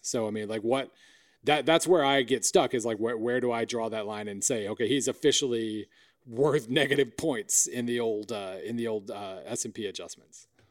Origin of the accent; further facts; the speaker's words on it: Oklahoma, United States; I'm from Oklahoma.